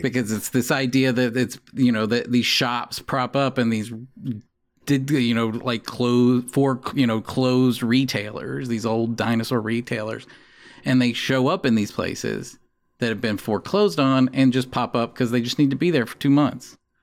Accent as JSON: {"language": "English", "region": "the South", "country": "United States", "tie": "born or raised there", "also_born_or_lived": "Columbia, Missouri", "moved": "yes", "said": "I grew up in the South"}